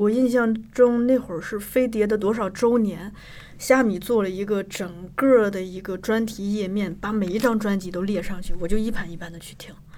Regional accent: Shanxi, China; moved away; 我们老家山西也有过

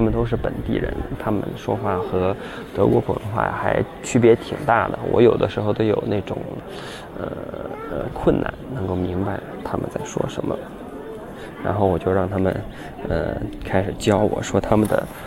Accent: Chengdu, Sichuan, China; moved away as an adult; now in Germany; 我自己也是来自中国的西南地区，但是我们和，就是成都嘛，成都话和普通话的区别就是时啊，还有，呃，事啊，这些都不卷舌

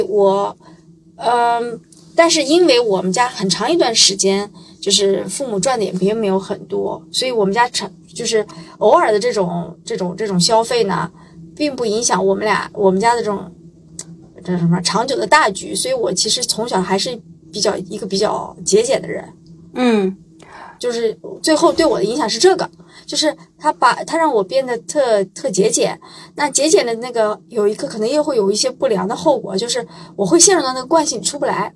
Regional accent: Shandong, China; 我是山东人

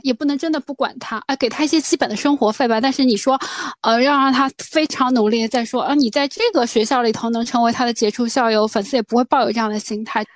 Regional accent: China; 但是我们中国人本质上特别喜欢做父母

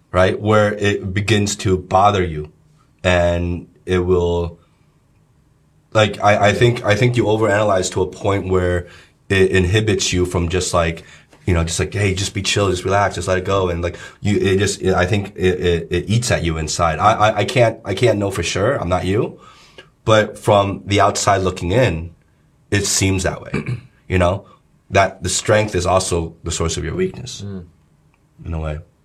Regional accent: New Jersey, United States; moved away as an adult; also born or lived in Los Angeles, United States; now in China; growing up in New Jersey

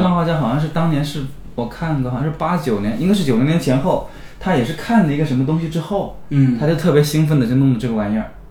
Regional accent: China; 我们中国人

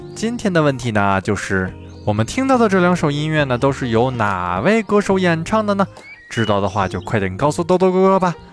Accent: China; 我们中国人传统的节日——中秋节

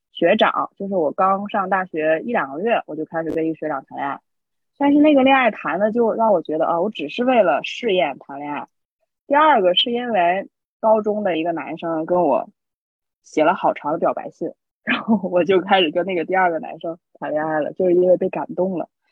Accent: a small town in Tianjin, China; moved away; also born or lived in Beijing; 我家是天津的一个很小的镇子

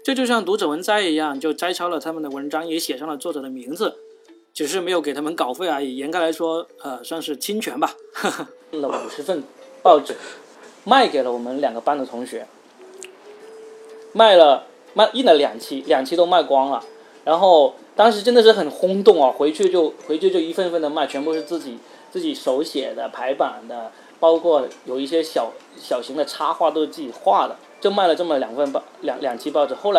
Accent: Yunfu, Guangdong, China; now in Shenzhen, China; 而且关键是我是云浮下面的一个县，而且这个县你知道吗？是广东省最后一个脱贫的县。

